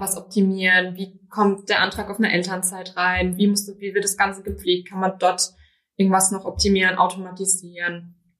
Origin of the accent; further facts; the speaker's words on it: Rhineland-Palatinate, Germany; moved away as an adult; now in Berlin, Germany; ich komme aus Rheinland-Pfalz